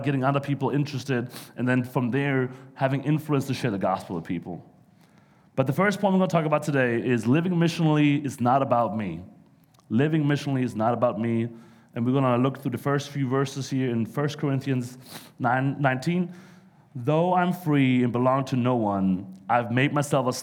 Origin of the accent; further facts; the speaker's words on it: Germany; English is a second language; moved away as an adult; also born or lived in New York; now in United States; I'm not from around here. I'm actually from Germany, so I know I sound a little funny at times